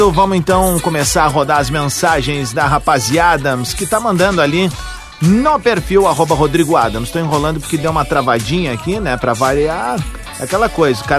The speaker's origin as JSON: {"language": "Portuguese", "town": "Franca", "region": "São Paulo", "country": "Brazil", "said": "Sou de Franca aqui, interior"}